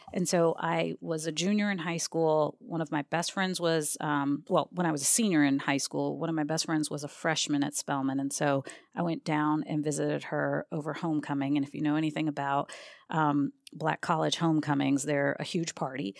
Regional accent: Maryland, United States; also born or lived in Albany, New York; I was born in Albany, but at age four, we moved down to Maryland

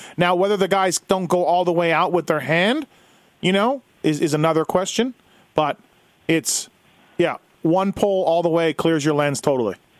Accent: Canada; I'm Canadian

